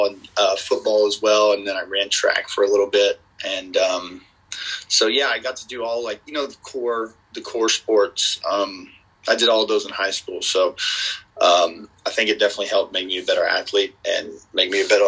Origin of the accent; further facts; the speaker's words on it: Dallas, Texas, United States; all the local Texas Dallas teams I grew up watching. So I kind of like the ones in my own backyard